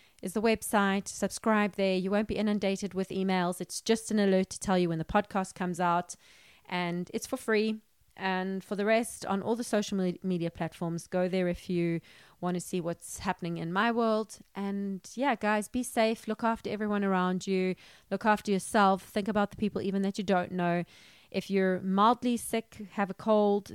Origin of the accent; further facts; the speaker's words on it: South Africa; I'm from South Africa